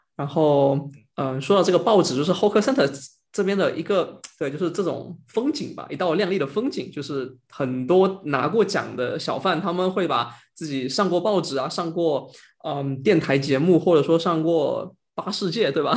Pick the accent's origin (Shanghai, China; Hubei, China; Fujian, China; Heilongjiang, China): Fujian, China; Quanzhou; now in Singapore; 我本身是泉州人